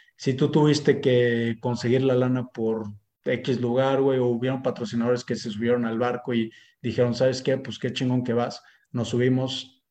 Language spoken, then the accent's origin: Spanish; Mexico